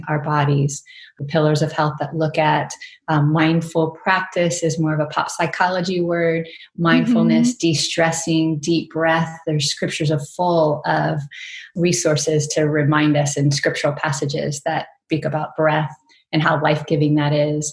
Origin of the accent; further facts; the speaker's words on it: Virginia, United States; moved away as an adult; also born or lived in Arizona; now in Mississippi, United States; I grew up in Virginia and was born in Southern Virginia.